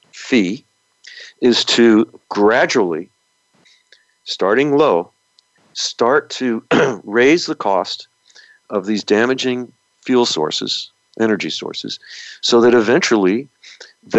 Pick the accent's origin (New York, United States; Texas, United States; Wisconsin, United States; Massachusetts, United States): New York, United States; now in California, United States; the area that I grew up in New York